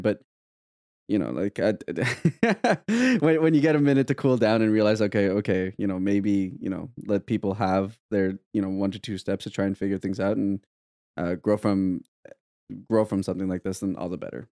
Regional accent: Canada; as a Canadian

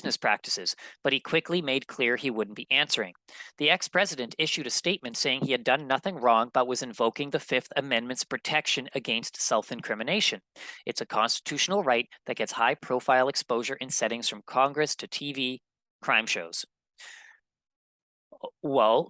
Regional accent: Manitoba, Canada; born or raised there

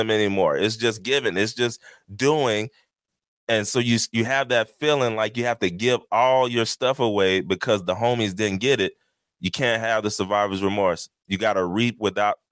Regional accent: Texas, United States; now in New Jersey, United States; I'm from Texas

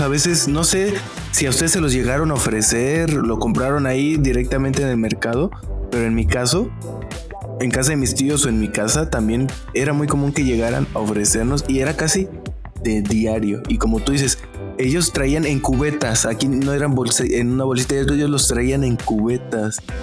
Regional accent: Matías Romero, Oaxaca, Mexico; yo soy de Matías Romero, que queda a una hora de Juchitán

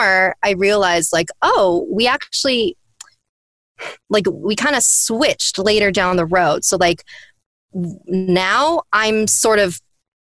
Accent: United States; they came from a different culture and I was raised here in America

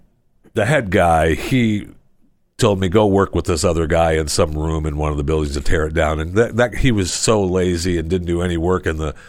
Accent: Florida, United States; I mean, I'm from Florida.

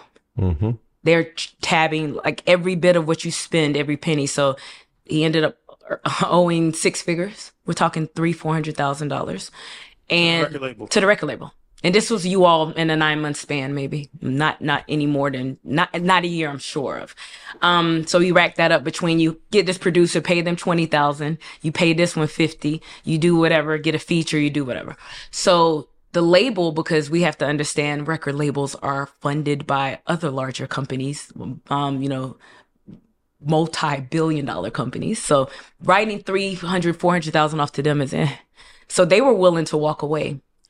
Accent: South East, Nigeria; it's important for me to say I'm Nigerian, and specifically, I'm from the Igbo tribe. We are very entrepreneurial.

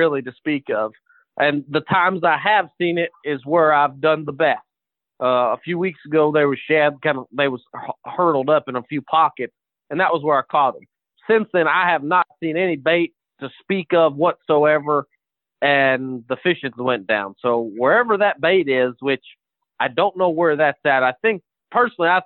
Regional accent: Virginia, United States; now in Alabama, United States; I'm originally from Virginia, so all my family lives there

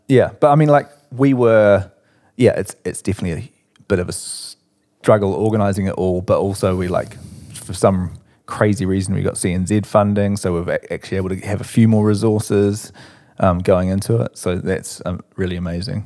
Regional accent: Christchurch, Canterbury, New Zealand; moved away as an adult; now in Auckland, New Zealand; growing up in Christchurch

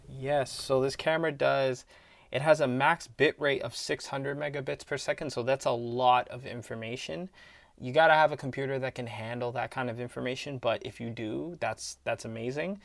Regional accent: Canada; we're from Canada

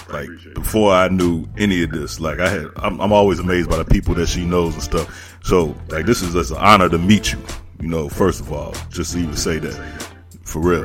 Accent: Chicago, Illinois, United States; I'm from Chicago

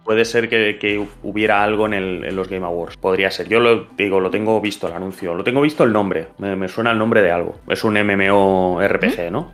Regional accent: Catalonia, Spain; soy catalán

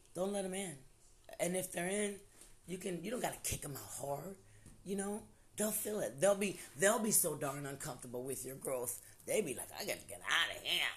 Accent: Ohio, United States; now in Louisville, United States; I'm originally from Ohio

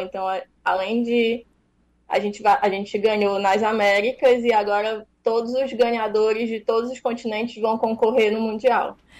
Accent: Pará, Brazil; now in Fortaleza, Brazil; eu sou paraense.

